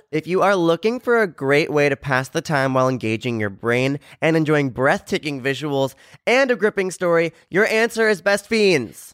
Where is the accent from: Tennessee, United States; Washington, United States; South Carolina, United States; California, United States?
California, United States; San Diego